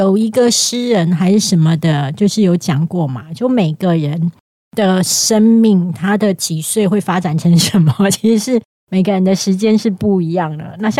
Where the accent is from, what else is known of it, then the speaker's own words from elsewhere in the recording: Kaohsiung, Taiwan; now in Taipei, Taiwan; 但是我跟你讲，你是宜兰混台北，就跟我高雄混台北一样